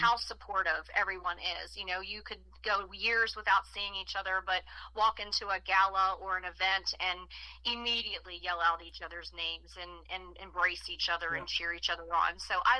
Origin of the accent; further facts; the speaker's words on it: West Virginia, United States; also born or lived in Baltimore, Maryland; I did grow up in West Virginia. I was born in Baltimore, Maryland, uh-huh, but I did grow up in West Virginia.